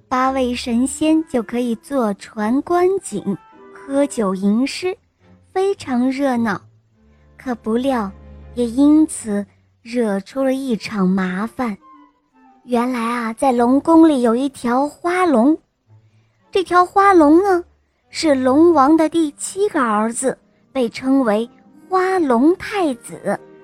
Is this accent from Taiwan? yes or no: no; Wuhu, Anhui, China; ，今年我五岁了，我来自安徽省芜湖市。